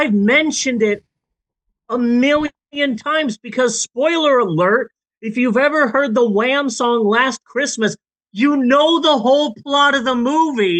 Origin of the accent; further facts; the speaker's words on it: Phoenix, Arizona, United States; moved away; I grew up in Phoenix